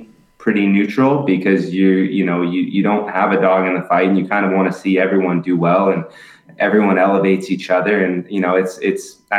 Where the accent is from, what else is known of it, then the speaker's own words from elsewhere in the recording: Southern California, United States; now in Tampa, United States; I'm originally from Southern California